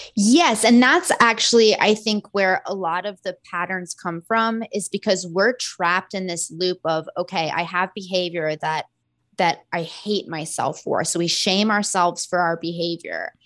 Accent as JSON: {"language": "English", "region": "Florida", "country": "United States", "said": "I'm from Florida"}